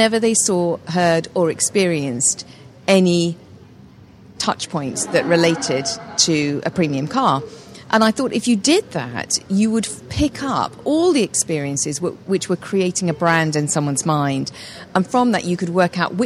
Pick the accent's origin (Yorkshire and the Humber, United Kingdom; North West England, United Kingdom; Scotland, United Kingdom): North West England, United Kingdom; Alderley Edge; moved away as an adult; also born or lived in London; I grew up in the north of England, in a village called Alderley Edge in Cheshire.